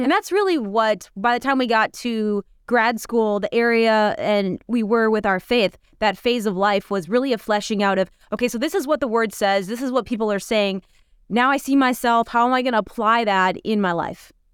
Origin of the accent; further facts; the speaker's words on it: Minnesota, United States; moved away; We grew up in Minnesota, very rural, on, like, forty, like, acres out in the middle of the wilderness